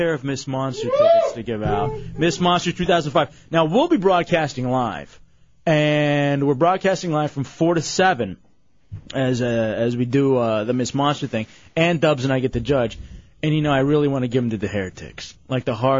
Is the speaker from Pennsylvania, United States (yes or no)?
no; Texas, United States; moved away; I grew up with it in Texas